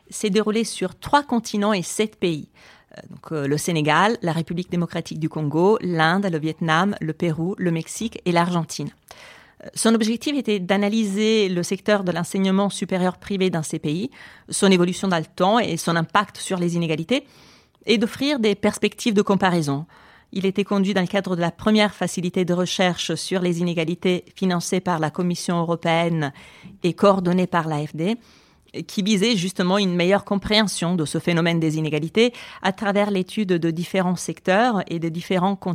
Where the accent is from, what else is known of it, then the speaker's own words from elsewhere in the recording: Colombia; Je viens de Colombie et pour moi, c'est une question centrale au cœur de la politique, au moins publique, en Colombie.